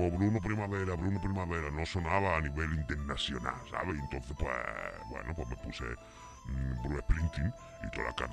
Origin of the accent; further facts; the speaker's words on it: Calahorra, La Rioja, Spain; Yo soy aquí de Calahorra, macho. Eh, voy a ser yo norteamericano ni qué tontería más tonta. Yo soy aquí, yo soy más español que vamos con la tortilla de patata.